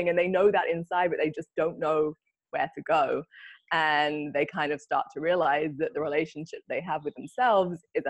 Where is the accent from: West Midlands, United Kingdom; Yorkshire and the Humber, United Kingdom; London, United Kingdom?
London, United Kingdom; moved away as an adult; now in Bali, Indonesia; I'm originally from London and live here in Bali